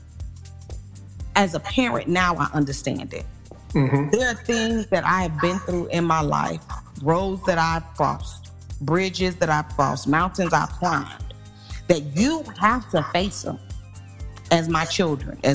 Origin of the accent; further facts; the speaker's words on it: small town Mississippi, United States; moved away; my hometown